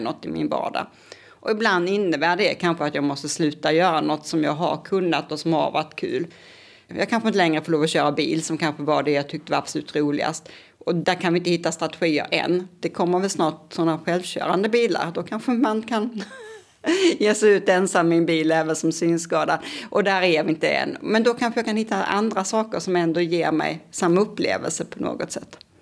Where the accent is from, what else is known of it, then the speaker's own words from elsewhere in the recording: Kristianstad, Skåne, Sweden; moved away as an adult; now in Lund, Sweden; jag är uppvuxen i Kristianstad.